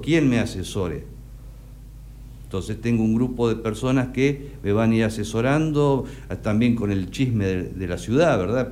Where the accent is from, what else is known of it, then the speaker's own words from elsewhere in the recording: Necochea, Buenos Aires Province, Argentina; moved away as an adult; also born or lived in United States; yo nací acá, hice, hice mi escuela primaria acá, hice mi secundario